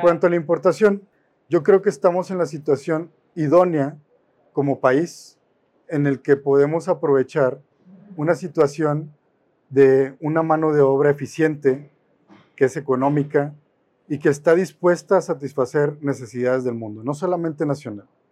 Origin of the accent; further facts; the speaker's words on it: Mexico; Como mexicanos